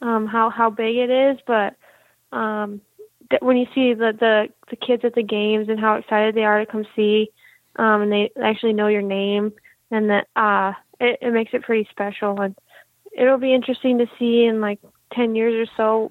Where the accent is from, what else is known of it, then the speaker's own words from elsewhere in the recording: Anchorage, Alaska, United States; moved away; I grew up in Anchorage, Alaska